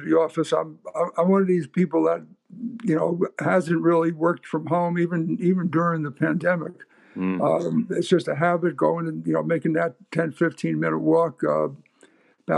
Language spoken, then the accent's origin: English; New York City, New York, United States; moved away as an adult; now in Canada; I'm involved with a group of people down in New York City, with my hometown, our hometown